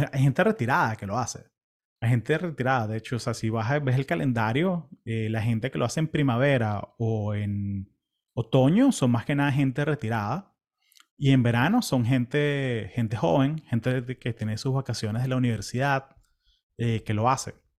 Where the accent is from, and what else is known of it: Venezuela; also born or lived in California, United States; now in Florida, United States